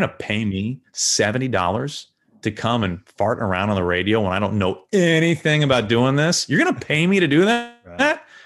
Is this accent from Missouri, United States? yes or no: yes; St. Louis, Missouri, United States; moved away as an adult; my hometown teams in Saint Louis